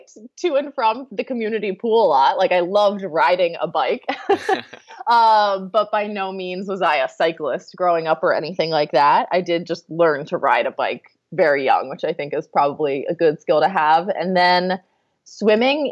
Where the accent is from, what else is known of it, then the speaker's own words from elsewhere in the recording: Annapolis, Maryland, United States; moved away as an adult; now in Charlottesville, United States; I grew up outside of Annapolis, Maryland